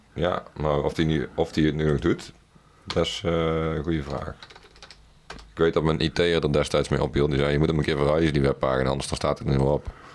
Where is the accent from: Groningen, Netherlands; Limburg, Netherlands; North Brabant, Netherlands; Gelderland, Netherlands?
North Brabant, Netherlands; Best; ik ben opgegroeid in Best.